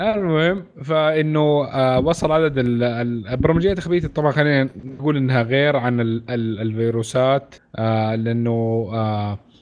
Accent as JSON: {"language": "Arabic", "country": "Saudi Arabia", "said": "عندنا في السعوديه"}